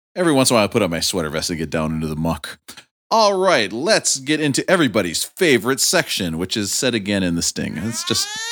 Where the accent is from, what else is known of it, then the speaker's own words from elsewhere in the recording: Rochester, Minnesota, United States; in my hometown, the main factory was the uh, Mayo Clinic Hospital, so everybody I knew were doctors